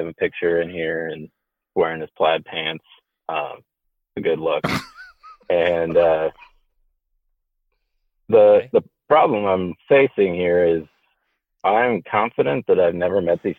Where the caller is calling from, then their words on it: South Dakota, United States; I'm calling from South Dakota.